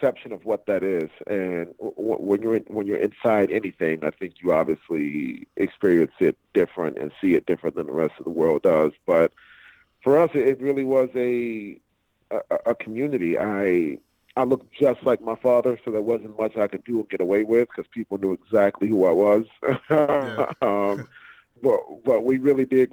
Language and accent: English; Miami, Florida, United States; moved away; I am born and raised in Miami, Florida, Dade County.